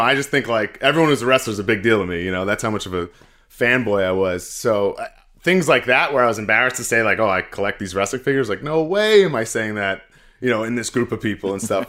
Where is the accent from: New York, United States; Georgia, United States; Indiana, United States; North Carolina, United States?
New York, United States; Glen Cove; I'm from Glencoe, it's actually, like, very, very close to Manhasset